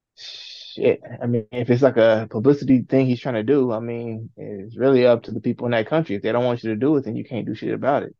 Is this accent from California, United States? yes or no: yes; California, United States; now in Indiana, United States; I grew up in California. have to live out here in Indiana